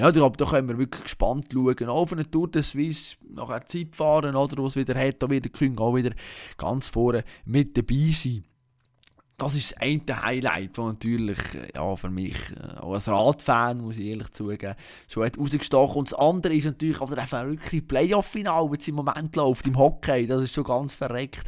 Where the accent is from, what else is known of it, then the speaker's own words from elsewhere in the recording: Bern, Switzerland; als, als Berner, als, als SCB-Sympathisant